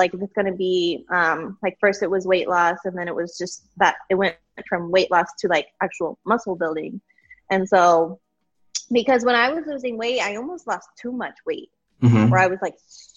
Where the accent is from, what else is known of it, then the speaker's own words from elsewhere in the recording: Colorado, United States; moved away as an adult; now in McAllen, United States; I am from Colorado. I live in Texas now